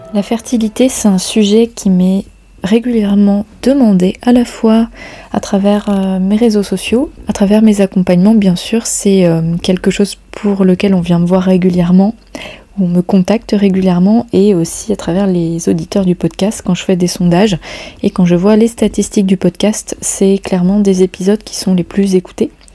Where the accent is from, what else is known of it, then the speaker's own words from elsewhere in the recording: Brittany, France; chez nous en Bretagne